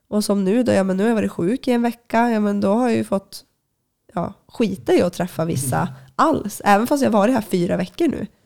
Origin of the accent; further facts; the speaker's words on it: Luleå, Norrbotten County, Sweden; moved away; men men det är väl först nu när jag har flyttat ifrån eh, Luleå eh, och när jag väl kommer tillbaka, då uppskattar jag ju mycket, mycket mer alltså vintern och det här kalla klimatet